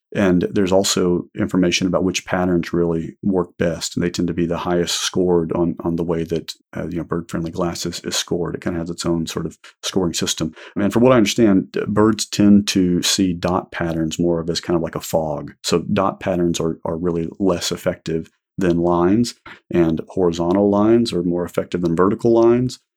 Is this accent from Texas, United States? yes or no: yes; Houston, Texas, United States; I grew up in Houston